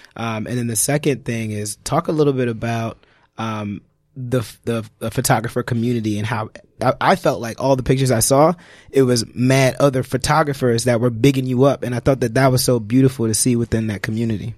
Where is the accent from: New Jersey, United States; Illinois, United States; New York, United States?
New York, United States; New York City; growing up in Brooklyn